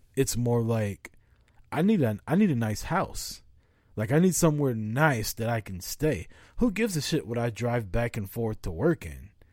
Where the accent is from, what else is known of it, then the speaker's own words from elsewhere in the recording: Missouri, United States; I'm from Missouri. We're from the Show Me State.